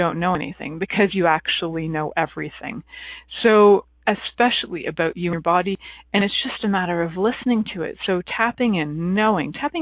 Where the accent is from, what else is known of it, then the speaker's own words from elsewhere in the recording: Canada; I'm from Canada